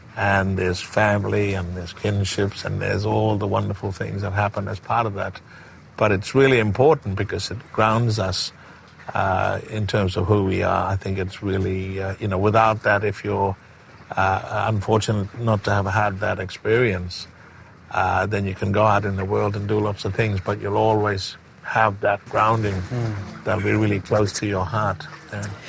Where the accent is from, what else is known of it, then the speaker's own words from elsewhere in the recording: Broome, Western Australia, Australia; also born or lived in Derby; growing up in around the West Kimberley, up in Bardi country, uh, Broome and Derby